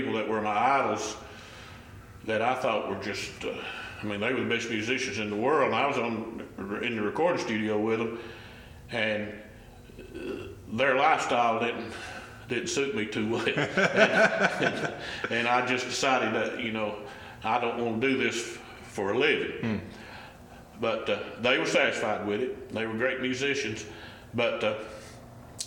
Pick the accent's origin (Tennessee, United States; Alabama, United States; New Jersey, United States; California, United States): Tennessee, United States; Sneedville; moved away as an adult; I'm from Sneadville, Tennessee. This is home, and I was gone for about 32 years or something like that, out working, making a living, but I came back to Sneadville in 2015 and bought my great-grandfather's place